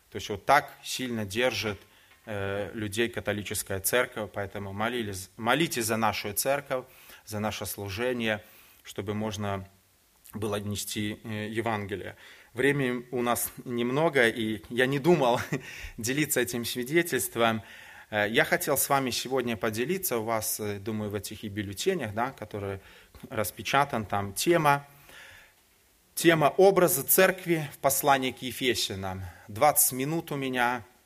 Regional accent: Minsk, Belarus; moved away as an adult; now in Poland; я родом сам из Беларуси, из города Минска. Уже 18 лет я живу в Польше.

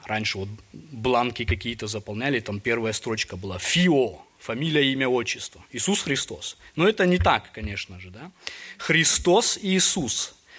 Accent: Almaty, Kazakhstan; Я вот родом из Алматы, у нас были горы там рядом

